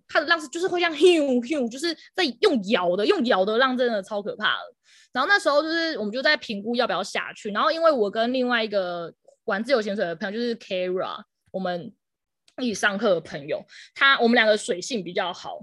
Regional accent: Pingtung County, Taiwan; moved away; also born or lived in Taipei; 我要顺便回南部啊，就我是屏东人，所以我想说顺便回屏东工作

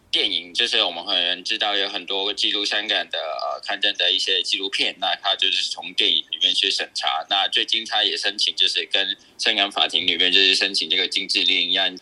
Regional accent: Hong Kong; now in Taiwan; 作为一个山岗人

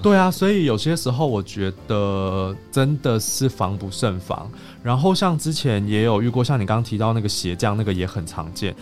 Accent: Taiwan; 我们台湾人

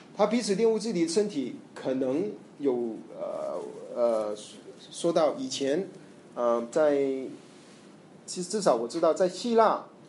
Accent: Malaysia; 我在马来西亚成长，我们有很多印度教， 印度人

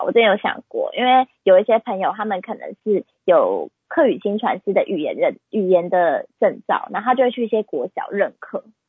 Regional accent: Taipei, Taiwan; 我自己真的就是图生图长的台北孩子

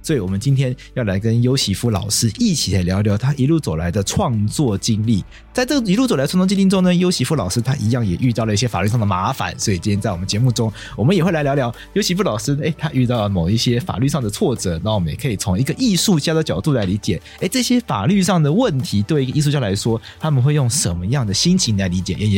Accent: Taipei, Taiwan; also born or lived in Taitung; 就后来都在台北长大，然后常常被我爸带回去，这两边这样带来带去，对台东还算蛮熟的，很喜欢。

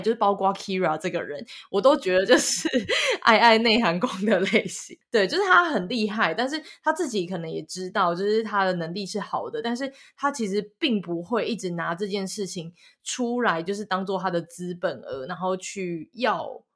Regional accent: central and southern Taiwan, Taiwan; 我本身是中南部人

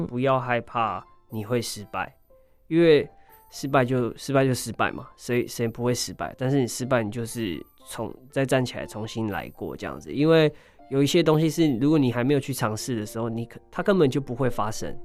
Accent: Hualien, Hualien County, Taiwan; 我是一名来自花莲的泰鲁格族

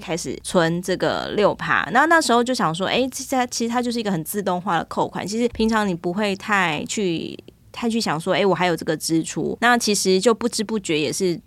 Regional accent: Taiwan; 我们台湾人

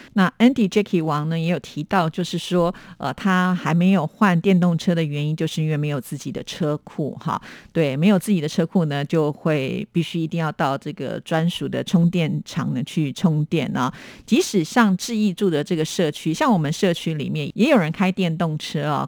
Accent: Taiwan; 因为我是台湾人

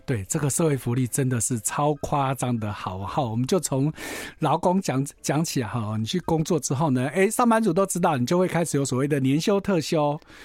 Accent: Tainan, Taiwan; now in Taipei, Taiwan; 我们在台湾呢，尤其我们南部啊，因为其实我是台南人

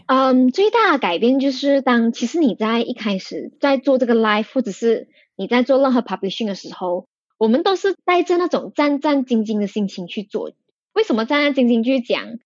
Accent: Malaysia; 我们是马来西亚人

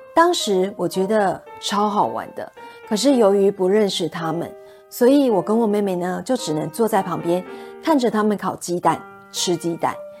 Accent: Kaohsiung, Taiwan; also born or lived in Taipei, Taiwan; 因为我出生在台北，后来长大一点，就因为搬家的缘故 ，我们搬到了高雄市盐城区居住

